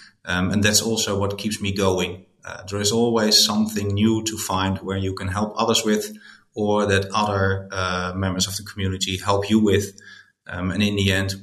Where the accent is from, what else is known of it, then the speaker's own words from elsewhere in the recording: Netherlands; I'm from the Netherlands